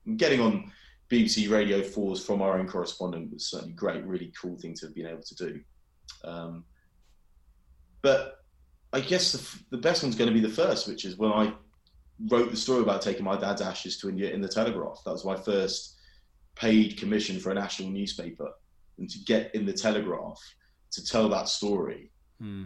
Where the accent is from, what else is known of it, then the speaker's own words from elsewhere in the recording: England, United Kingdom; I'm a brown person from England